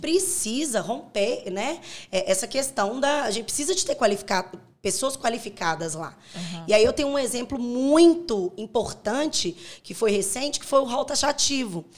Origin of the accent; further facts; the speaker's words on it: Corinto, Minas Gerais, Brazil; Eu nasci em Corinto, é, perto de Curvelo.